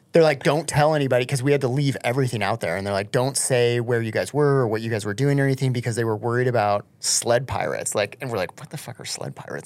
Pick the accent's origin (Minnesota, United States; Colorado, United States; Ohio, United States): Colorado, United States; also born or lived in Michigan; I grew up in Colorado